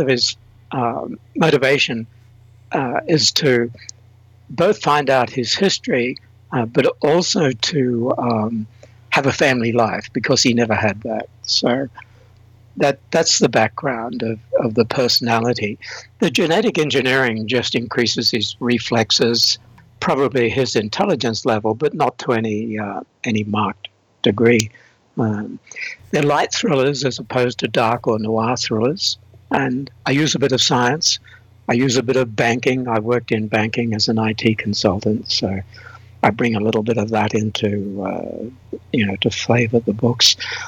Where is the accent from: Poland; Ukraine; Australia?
Australia; I'm Australian. The accent is slightly blurred because I've traveled and lived and worked in a number of countries, from New Zealand to the UK to Turkey to Singapore to Thailand to you name it.